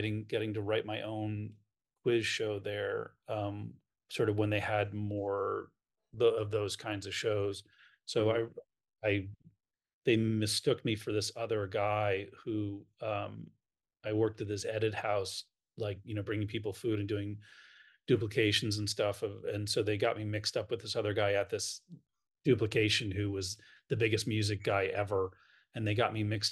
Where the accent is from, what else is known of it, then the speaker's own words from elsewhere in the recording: New York, United States; I'm from New York